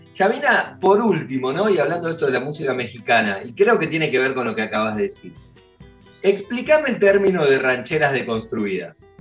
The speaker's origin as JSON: {"language": "Spanish", "region": "Buenos Aires", "country": "Argentina", "said": "a mí como porteño"}